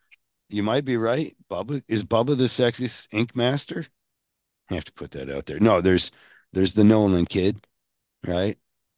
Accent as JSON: {"language": "English", "region": "Scotland", "country": "United Kingdom", "said": "I'm Scottish."}